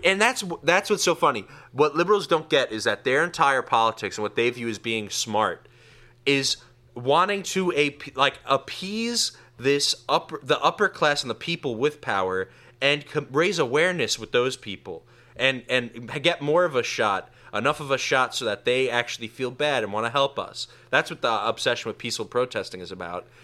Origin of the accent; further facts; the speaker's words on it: New York, United States; I grew up in New York